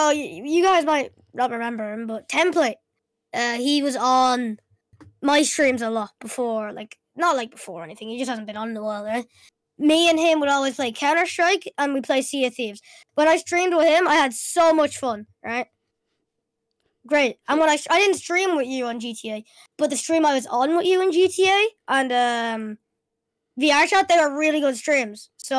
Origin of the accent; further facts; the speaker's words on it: Ireland; I am Irish.